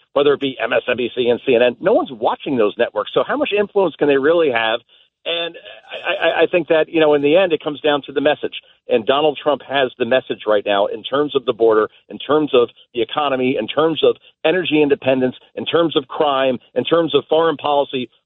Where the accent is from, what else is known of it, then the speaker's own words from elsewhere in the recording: New Jersey, United States; I grew up in New Jersey